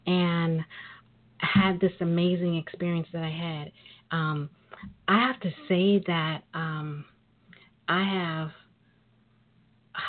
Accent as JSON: {"language": "English", "town": "New York City", "region": "New York", "country": "United States", "tie": "born or raised there", "said": "I am a native of New York. I'm a sister from Brooklyn."}